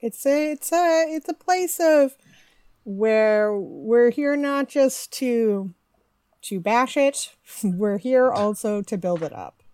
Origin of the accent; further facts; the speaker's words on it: Midwest, United States; moved away as an adult; also born or lived in Canada / Toronto / United Kingdom; I grew up in the Midwest and have spent most of my adult life between Canada, the majority of my adult life in Canada